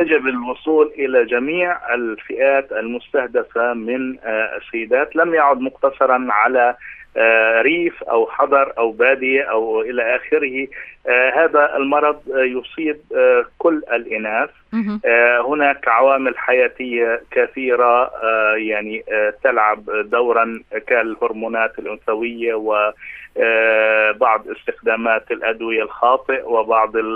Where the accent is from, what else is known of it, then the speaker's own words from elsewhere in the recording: Palestine; عندنا في فلسطين